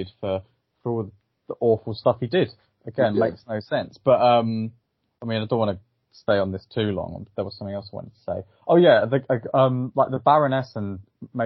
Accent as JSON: {"language": "English", "region": "England", "country": "United Kingdom", "said": "I'm from England."}